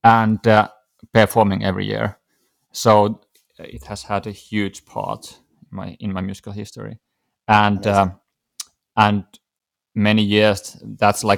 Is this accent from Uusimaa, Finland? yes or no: no; Veteli, Central Ostrobothnia, Finland; Originally, I'm from Veteli, And that's in central Ostrobothnia